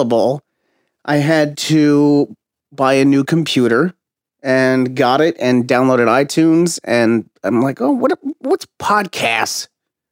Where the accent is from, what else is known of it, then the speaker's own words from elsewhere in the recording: New York, United States; also born or lived in Boston; now in Burbank, United States; grew up in New York, lived in Boston for a little bit